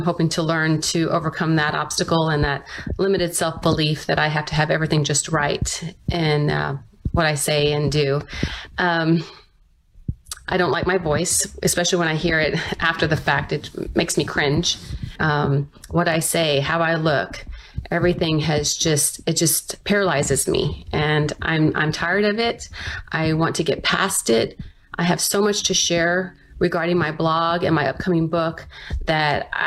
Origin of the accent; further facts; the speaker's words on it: Spring Branch, Texas, United States; I'm from Spring Branch, Texas.